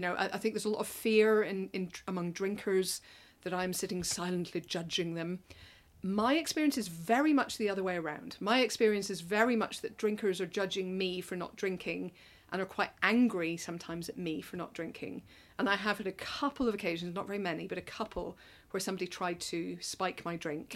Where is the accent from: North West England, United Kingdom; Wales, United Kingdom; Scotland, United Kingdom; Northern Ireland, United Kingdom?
Northern Ireland, United Kingdom; moved away as an adult; now in London, United Kingdom; I'm from Northern Ireland. Came over here for university and have never really gone back.